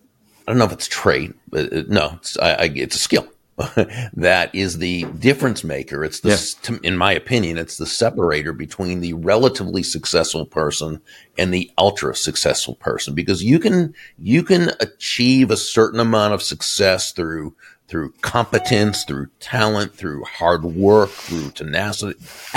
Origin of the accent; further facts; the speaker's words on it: Boston, Massachusetts, United States; now in Florida, United States; I grew up in Boston, Massachusetts, so I grew up as a Red Sox fan, but I moved to Florida about 35 years ago